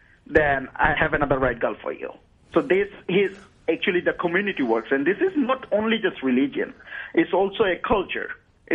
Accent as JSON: {"language": "English", "country": "Bangladesh", "moved": "yes", "said": "I'm from Bangladesh"}